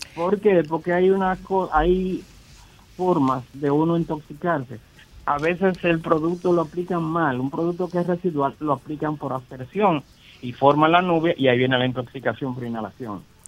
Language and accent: Spanish; Dominican Republic; nosotros como dominicanos